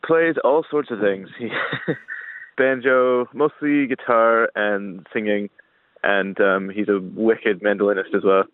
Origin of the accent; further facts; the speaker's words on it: Welland, Ontario, Canada; also born or lived in St. Catharines; Welland, Ontario is my hometown